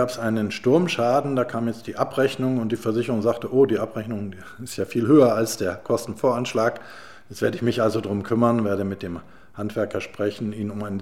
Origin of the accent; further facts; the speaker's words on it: Hamburg, Germany; Als, als Hamburger habe ich mich immer als Bürger und damit als Teil des Ganzen verstanden.